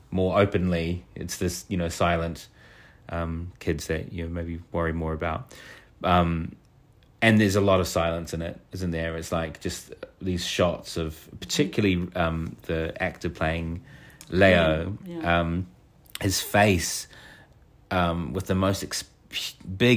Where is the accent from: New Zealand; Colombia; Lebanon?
New Zealand; I, as a queer kid growing up in New Zealand